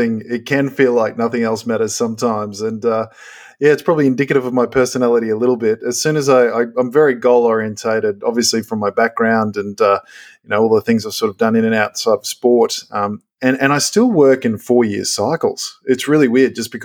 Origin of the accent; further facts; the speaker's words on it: Gold Coast, Queensland, Australia; I grew up on the Gold Coast